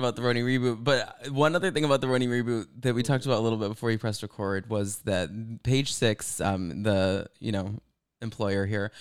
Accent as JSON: {"language": "English", "region": "Texas", "country": "United States", "tie": "born or raised there", "said": "Growing up in Texas, I didn't know people with like accents like"}